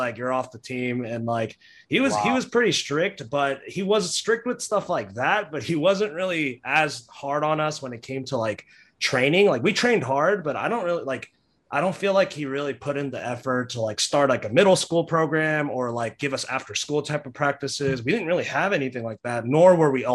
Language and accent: English; Dallas, Texas, United States; also born or lived in Houston; Where I grew up in Dallas